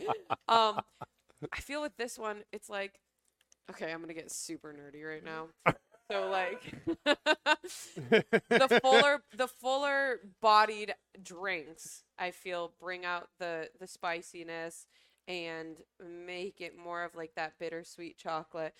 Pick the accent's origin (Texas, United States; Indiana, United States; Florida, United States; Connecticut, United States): Connecticut, United States; I'm from Connecticut